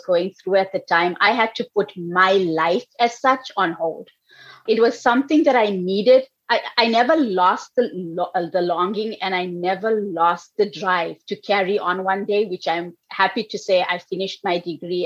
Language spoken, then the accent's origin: English; South Africa; also born or lived in United States; now in New York, United States; I was actually born in South Africa. I mean, I lived here for a while, but I was born in South Africa. I came here when I was 6 weeks old.